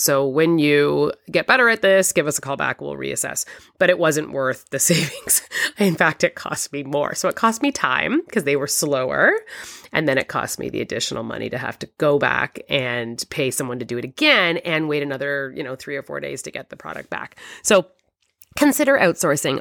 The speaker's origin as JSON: {"language": "English", "country": "Canada", "said": "I'm Canadian"}